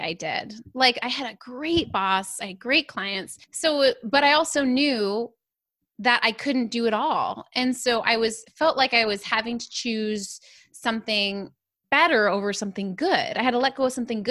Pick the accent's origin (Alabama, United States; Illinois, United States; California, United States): California, United States; Southern; I grew up in Southern California